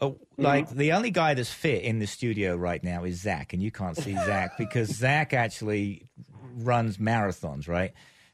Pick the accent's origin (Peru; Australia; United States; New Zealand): United States; Point Blank, Texas; accent: Texas; now in Austin, United States; Hey, as you can tell by my heavy Texas accent, I'm here in Austin, Texas.